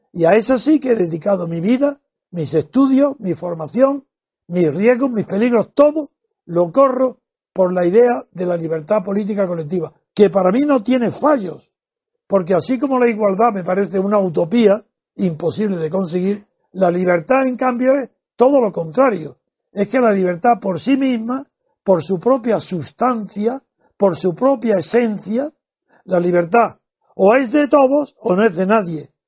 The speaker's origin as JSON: {"language": "Spanish", "country": "Spain", "said": "como español"}